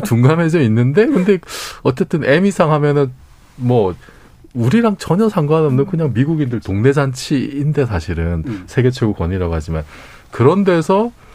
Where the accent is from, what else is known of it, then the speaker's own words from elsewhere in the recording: South Korea; 한국 사람으로서